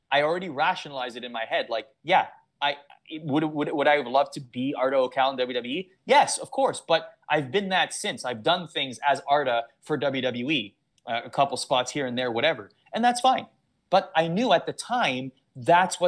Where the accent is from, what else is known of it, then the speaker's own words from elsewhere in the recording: Toronto, Ontario, Canada; I grew up in Toronto